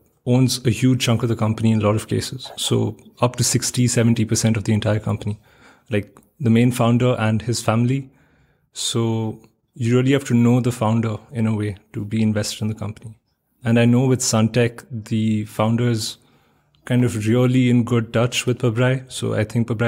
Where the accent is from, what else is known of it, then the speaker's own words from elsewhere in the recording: India; as an Indian citizen